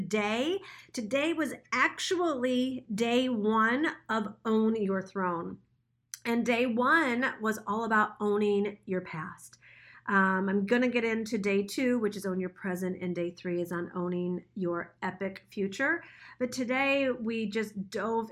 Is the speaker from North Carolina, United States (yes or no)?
no; Troy, Michigan, United States; I grew up in Troy, Michigan